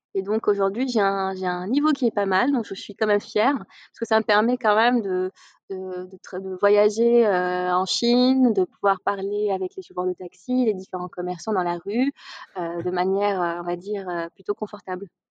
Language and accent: French; Casablanca, Casablanca-Settat, Morocco; moved away as an adult; now in Paris, France; je suis née, j'ai grandi au Maroc, à Casablanca.